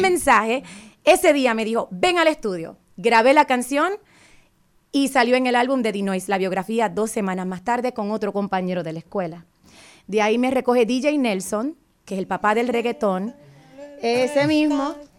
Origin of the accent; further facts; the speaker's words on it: Fajardo, Puerto Rico; moved away as an adult; now in Virginia, United States; Él y yo estudiamos juntos en, en la escuela superior en mi pueblo de Fajardo